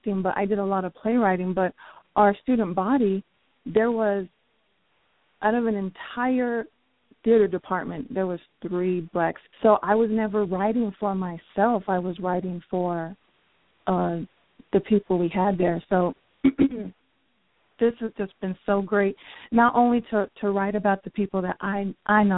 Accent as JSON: {"language": "English", "region": "New Mexico", "country": "United States", "tie": "born or raised there", "said": "I grew up in New Mexico"}